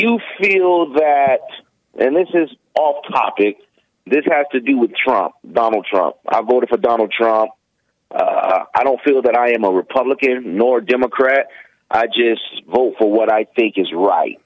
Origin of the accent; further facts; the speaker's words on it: Gary, Indiana, United States; moved away; I'm born and raised in Gary, Indiana